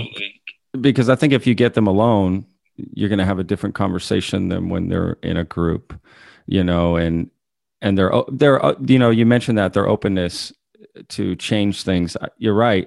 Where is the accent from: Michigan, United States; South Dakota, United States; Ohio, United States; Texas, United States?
Texas, United States; DFW area; I'm from Texas. I went to school in Texas uh, in the DFW area.